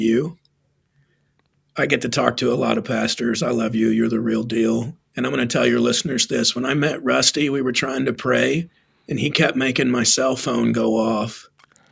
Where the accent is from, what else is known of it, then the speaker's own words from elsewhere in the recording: Texas, United States; now in Arizona, United States; I'm from Texas